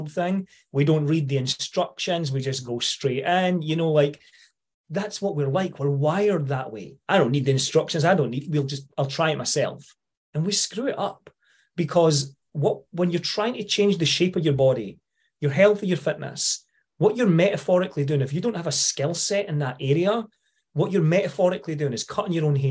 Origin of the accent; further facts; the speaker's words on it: Scotland, United Kingdom; accent: Scottish; being Scottish, sometimes if you don't come from Scotland, you have to listen a little bit harder, right? Because we have a bit of a strange twang now and again.